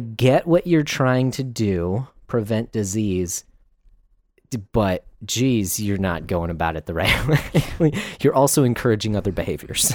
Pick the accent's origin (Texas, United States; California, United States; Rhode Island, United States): Texas, United States; Texans are very proud that we were actually at one time a country all to ourselves.